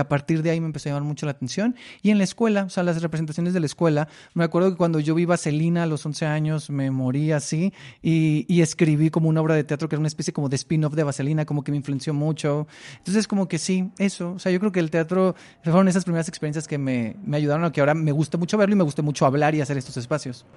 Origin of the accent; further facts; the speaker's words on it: Mexicali, Baja California, Mexico; yo soy de Mexicali